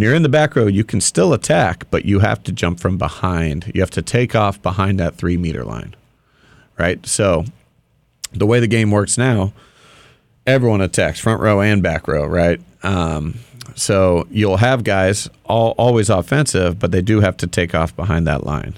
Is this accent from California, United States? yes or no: yes; Dana Point, California, United States; I grew up in Dana Point